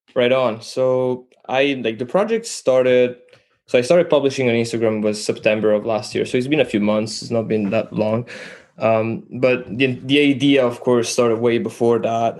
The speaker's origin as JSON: {"language": "English", "country": "Italy", "also_born_or_lived": "Canada", "second_language": "English", "moved": "yes", "said": "I'm from Italy, actually. I'm Italian. Um, learned to speak English in Canada."}